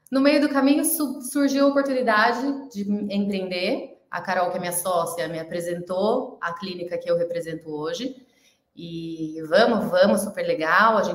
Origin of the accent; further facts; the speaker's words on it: Mogi das Cruzes, São Paulo, Brazil; sou de Mogi das Cruzes, São Paulo.